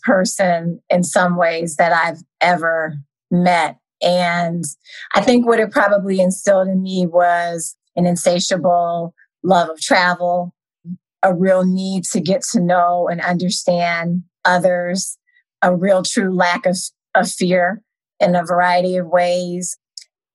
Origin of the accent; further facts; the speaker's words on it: Colorado Springs, Colorado, United States; also born or lived in Philadelphia, Pennsylvania / Israel; at the age of 6, my mom actually had a friend in Israel who referred her to Colorado Springs, Colorado, and said it was just like an amazing place to raise children